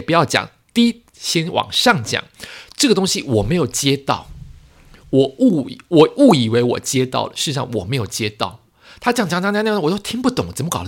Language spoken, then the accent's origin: Chinese; Taiwan; 我们台湾人